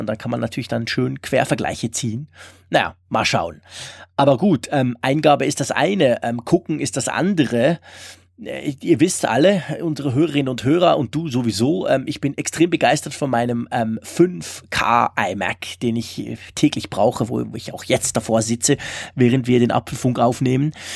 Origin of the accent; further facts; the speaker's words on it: Switzerland; bei uns in der Schweiz